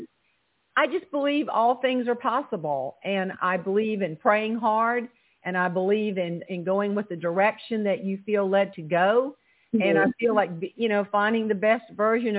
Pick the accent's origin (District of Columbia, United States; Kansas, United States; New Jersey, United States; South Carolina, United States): South Carolina, United States; Charleston; accent: twang; originally, I'm from Charleston, South Carolina, and my daddy was a tomato farmer